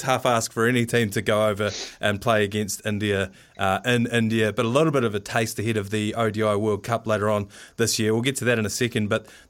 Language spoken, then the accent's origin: English; Waimate, Canterbury, New Zealand; I myself, South Canterbury, myself, I'm from Waimate, so just up the road there.